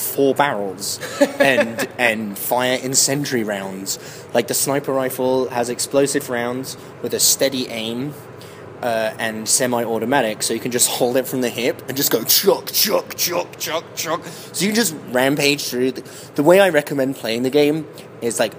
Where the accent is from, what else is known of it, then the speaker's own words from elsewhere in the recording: England, United Kingdom; I'm English